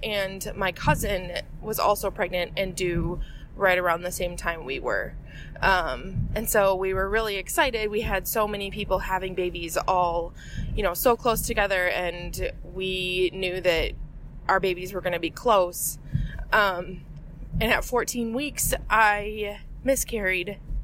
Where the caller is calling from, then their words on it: Waukesha, Wisconsin, United States; I'm calling from Waukesha, Wisconsin